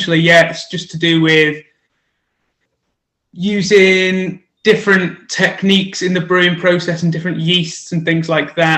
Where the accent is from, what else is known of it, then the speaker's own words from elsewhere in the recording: Stockport, North West England, United Kingdom; moved away as an adult; now in Birmingham, United Kingdom; I'm originally not from Birmingham, so I'm not a Brummie myself. I'm supposed to be a bit of an honorary Brummie. I'm from Stockport, just up near Manchester, up north